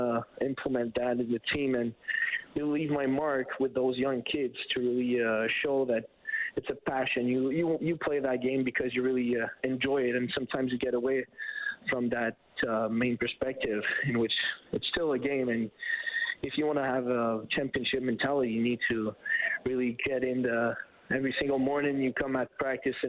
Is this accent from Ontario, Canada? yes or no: no; Châteauguay, Quebec, Canada; I grew up in Châteauguay on South Shore, Montreal